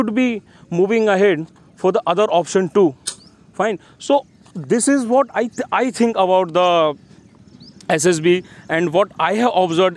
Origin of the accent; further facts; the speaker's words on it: Gwalior, Madhya Pradesh, India; my hometown Gwalior